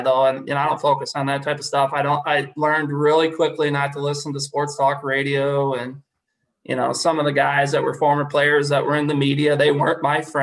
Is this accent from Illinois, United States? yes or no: yes; Illinois, United States; we're from Illinois